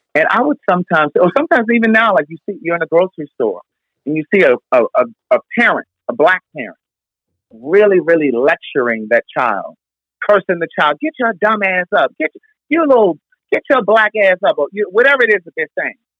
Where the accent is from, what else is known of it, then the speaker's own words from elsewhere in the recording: Baltimore, Maryland, United States; Baltimore, my hometown